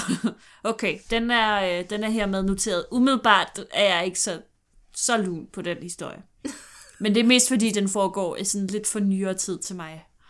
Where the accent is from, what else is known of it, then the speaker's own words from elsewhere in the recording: Glostrup, Capital Region of Denmark, Denmark; jeg er fra Glostrup